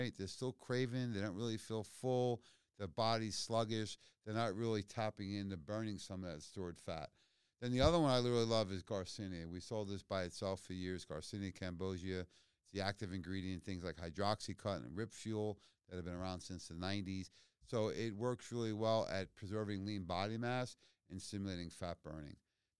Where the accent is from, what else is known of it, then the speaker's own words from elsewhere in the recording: Queens, New York, United States; I grew up in Queens. I know what egg cream is, yeah.